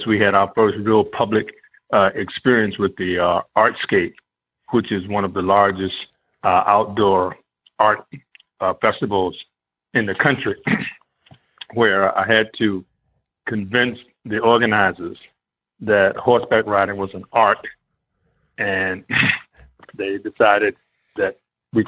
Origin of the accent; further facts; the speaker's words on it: Baltimore, Maryland, United States; I grew up in Baltimore. I went to high school here